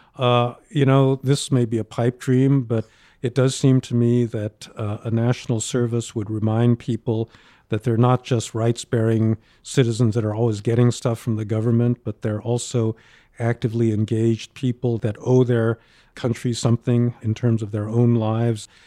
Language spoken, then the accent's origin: English; New York, United States; I grew up in New York, where there wasn't a Asian American community